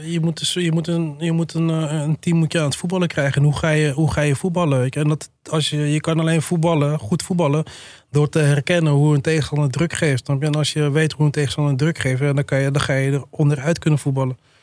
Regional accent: Alkmaar, North Holland, Netherlands; ik kom zelf ook uit Alkmaar, familie, vrienden wonen daar.

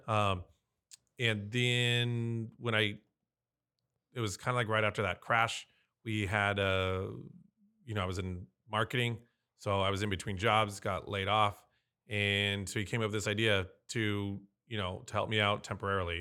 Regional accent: San Diego, California, United States; I was born and raised here in San Diego

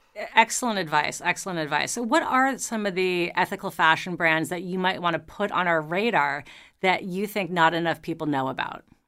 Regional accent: New York City, New York, United States; I grew up in New York City

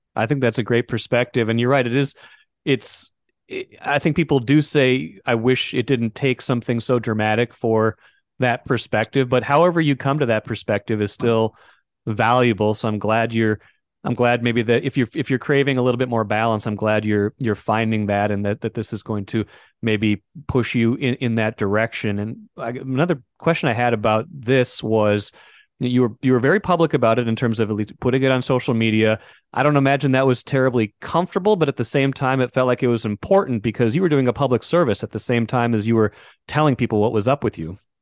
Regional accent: Grand Forks, North Dakota, United States; moved away; I'm growing up in Grand Forks

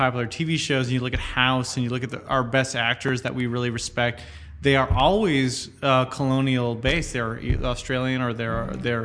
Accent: United States; I'm an American

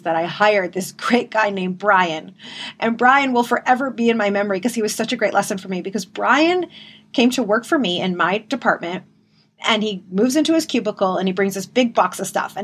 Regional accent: Detroit, Michigan, United States; I'm from Detroit

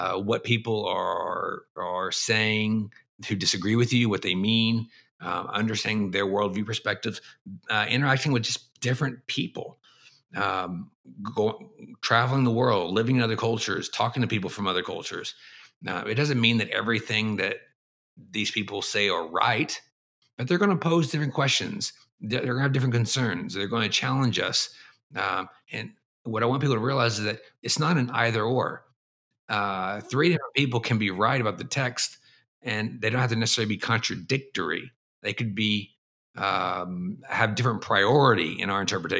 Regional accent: Texas, United States; moved away as an adult; also born or lived in Boston / East Asia; I grew up in the American South in Texas

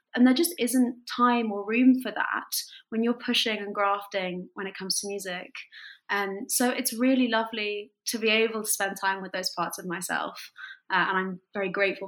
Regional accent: France; moved away; I wanted to use my French because I grew up in France and I'm bilingual

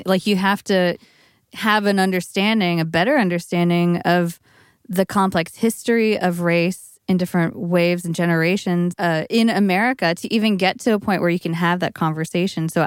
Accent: East Bay, California, United States; growing up at the very same time in the East Bay

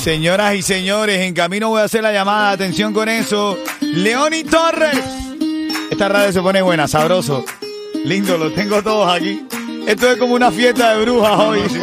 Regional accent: Venezuela; yo considero como venezolano

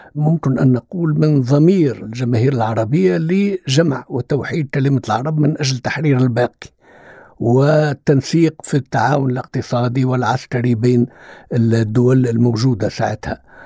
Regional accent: Tunisia; عندنا في تونس

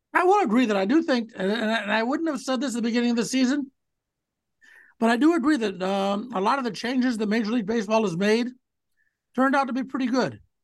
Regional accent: Cleveland, Ohio, United States; as a kid growing up in Cleveland

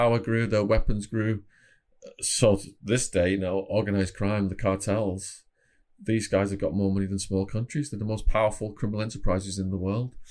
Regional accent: Widnes, North West England, United Kingdom; moved away; also born or lived in Phoenix, Arizona; I was from Widnes, Cheshire originally. Ended up moving to Phoenix, Arizona for like 16, 17 years.

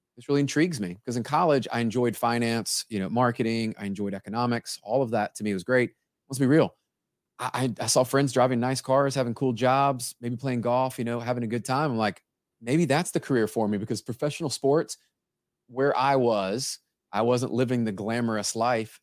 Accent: Memphis, Tennessee, United States; I grew up in Memphis, Tennessee

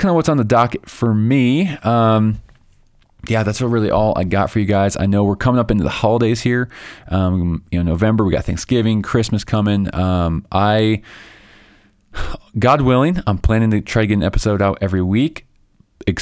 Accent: Chicago, Illinois, United States; now in Colorado, United States; I grew up in Chicago, so I understand those Midwest winters

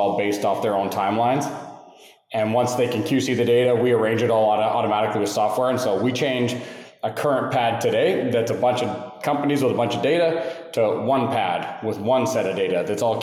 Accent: Calgary, Alberta, Canada; now in Houston, United States; from Canada, Calgary, Alberta, originally, live in Houston now

